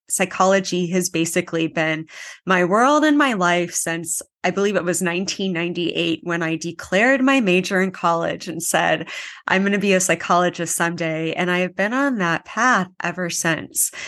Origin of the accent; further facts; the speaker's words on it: Anchorage, Alaska, United States; moved away as an adult; now in Kauai, United States; I am from Anchorage, Alaska